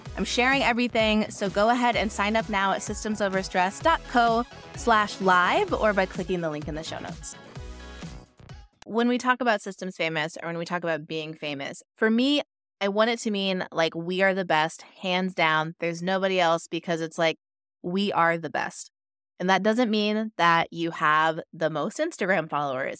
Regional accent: Pacific Northwest, United States; now in Los Angeles, United States; I live in Los Angeles, but I'm from the Pacific Northwest

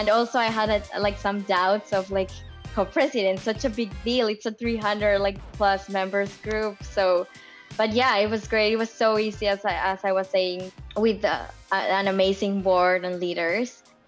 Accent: Germany; born there; moved away; also born or lived in Japan / Mexico / Australia; I was born in Germany. Then we went to Japan to live for a while, then Mexico, Australia, and then here.

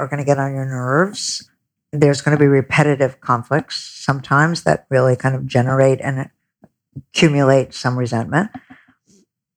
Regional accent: Buffalo, New York, United States; I'm a very middle America. I grew up in Buffalo

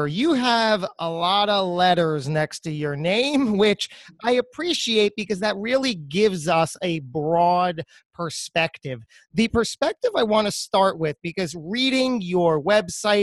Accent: New Jersey, United States; in the New Jersey area, close to my heart, my home state

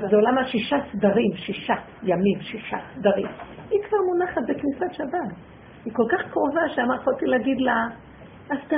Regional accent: Jerusalem, Jerusalem District, Israel; כשהייתי ילדה, אגרתי ליד הדף עין כרם.

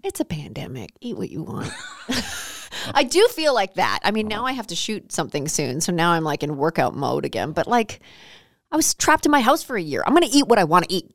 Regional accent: Canada; I'm Canadian

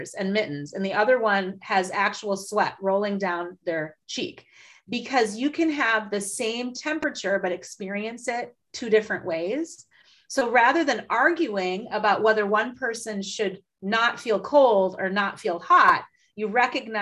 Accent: Midwest, United States; I'm from the Midwest

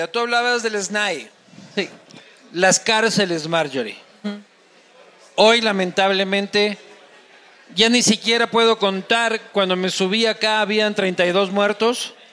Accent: Crucita, Manabí, Ecuador; yo, crecí, yo crecí en Crucita, pues caramba, yo cómo no me voy a saber cómo es

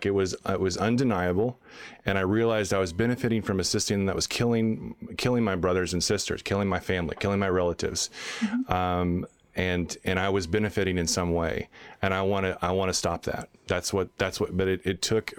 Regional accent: Texas, United States; I grew up in Texas

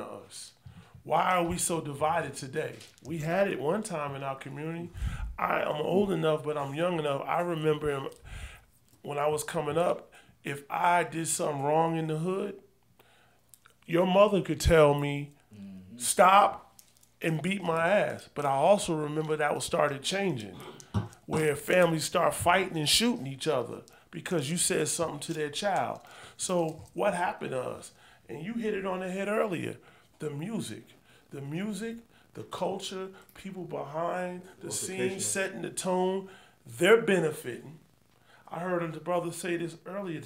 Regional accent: New York, United States; now in Texas, United States; I'm from New York

